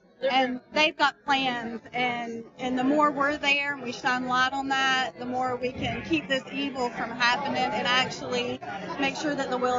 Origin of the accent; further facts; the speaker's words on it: East Tennessee, United States; I'm actually from East Tennessee.